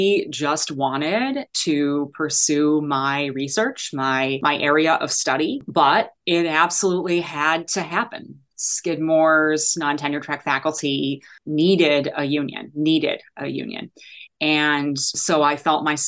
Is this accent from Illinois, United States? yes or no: yes; Chicago, Illinois, United States; moved away as an adult; also born or lived in Ann Arbor, Michigan; I am from Chicago